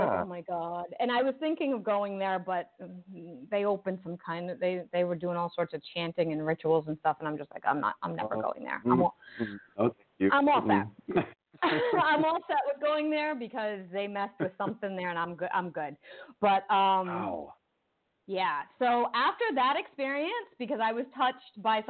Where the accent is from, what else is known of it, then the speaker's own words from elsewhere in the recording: Rhode Island, United States; I grew up in Rhode Island